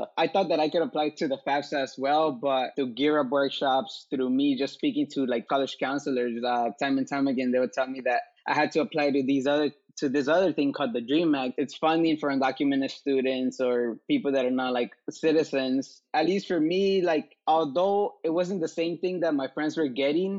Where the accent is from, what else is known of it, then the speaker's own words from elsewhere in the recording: Los Angeles, California, United States; also born or lived in Mexico; I was raised here in Koreatown in Los Angeles